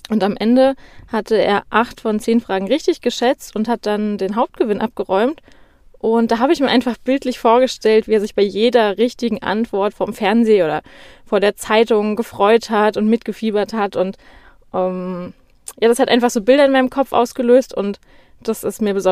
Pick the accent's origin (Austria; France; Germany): Germany; Darmstadt, Hesse; Ja, also ich bin in Darmstadt geboren und ähm, bin hier auf aufgewachsen.